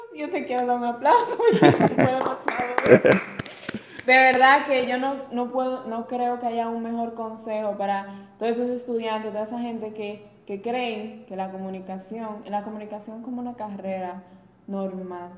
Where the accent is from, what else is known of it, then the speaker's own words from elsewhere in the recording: Salcedo, Hermanas Mirabal, Dominican Republic; yo empecé en Salcedo y yo sigo grabando en Salcedo en mi pueblo. Amo mi pueblo